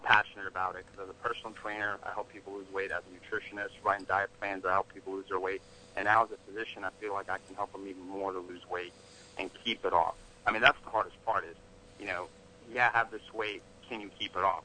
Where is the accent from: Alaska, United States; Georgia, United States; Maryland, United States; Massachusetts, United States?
Georgia, United States; Atlanta; also born or lived in Russia; I was born in Russia, moved here in America when I was little, grew up in Atlanta, Georgia